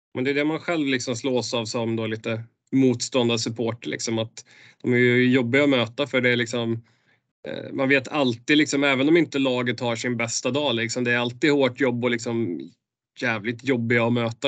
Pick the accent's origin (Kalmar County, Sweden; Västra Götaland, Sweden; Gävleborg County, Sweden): Västra Götaland, Sweden; Borås; jag kommer ner från Borås-trakten där